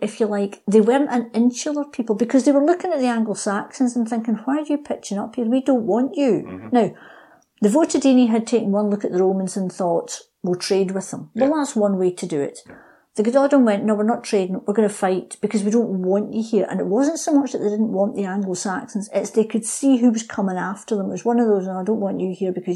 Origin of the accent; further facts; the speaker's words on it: United Kingdom; being British